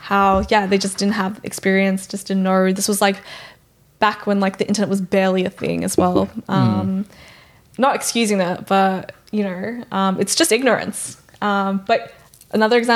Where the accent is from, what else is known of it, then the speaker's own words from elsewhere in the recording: Australia; also born or lived in Emalahleni (Witbank), South Africa / Mackay, Queensland, Australia / Brisbane, Queensland, Australia; Nam has been where I've, like, my childhood place where I've grown up, where I call home